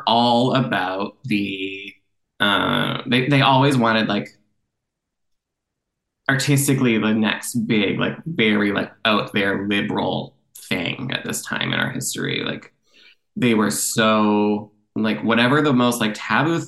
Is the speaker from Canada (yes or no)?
yes; Canada; also born or lived in Toronto; I'm a Canadian theater writer.